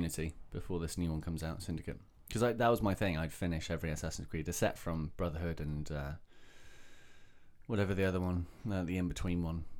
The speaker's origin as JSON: {"language": "English", "town": "Reading", "region": "South East England", "country": "United Kingdom", "said": "we're from Reading."}